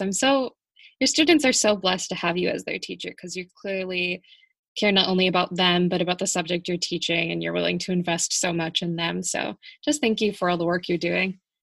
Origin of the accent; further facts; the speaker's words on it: United States; the stereotype for Americans is just that we're